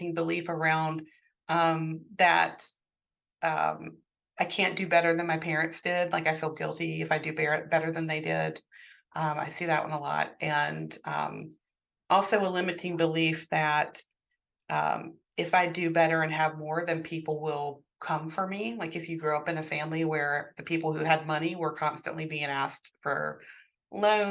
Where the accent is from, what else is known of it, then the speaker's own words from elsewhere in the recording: the South, United States; I grew up in the South, in a Southern Baptist household